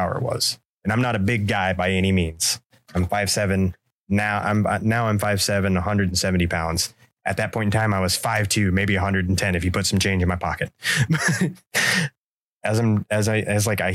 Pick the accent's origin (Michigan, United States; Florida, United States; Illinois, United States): Florida, United States; Central; I grew up in Central Florida